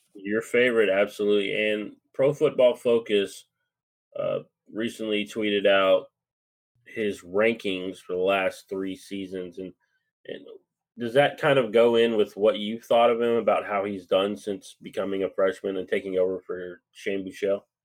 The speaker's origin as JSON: {"language": "English", "town": "Lubbock", "region": "Texas", "country": "United States", "tie": "born or raised there", "said": "I grew up in Lubbock, Texas, so that's my hometown"}